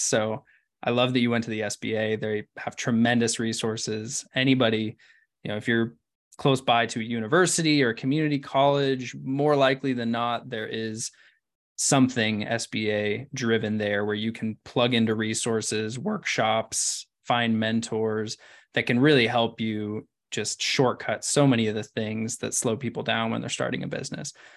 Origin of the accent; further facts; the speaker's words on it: Ashland, Oregon, United States; I'm from Ashland